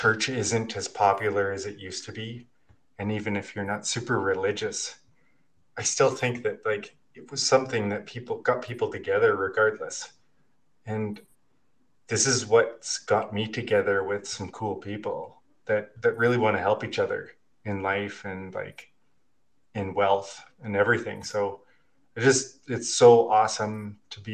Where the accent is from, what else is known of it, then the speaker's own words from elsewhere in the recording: Regina, Saskatchewan, Canada; moved away as an adult; now in Kelowna, Canada; I grew up in Regina, Saskatchewan